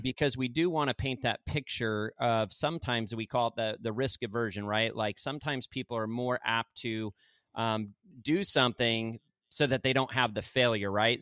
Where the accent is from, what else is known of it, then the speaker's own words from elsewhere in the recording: Arizona, United States; now in Santa Rosa Beach, United States; I'm from Arizona